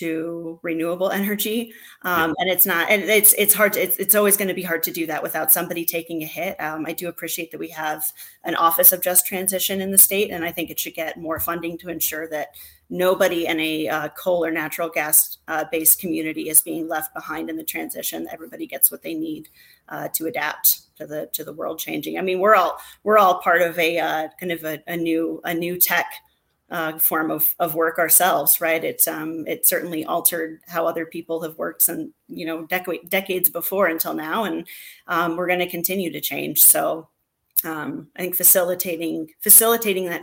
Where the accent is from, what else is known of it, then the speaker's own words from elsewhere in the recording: Monroe, Michigan, United States; moved away; I'm from very southeast, like practically Toledo, Ohio, but Monroe, Michigan. Okay, was where I was born and raised initially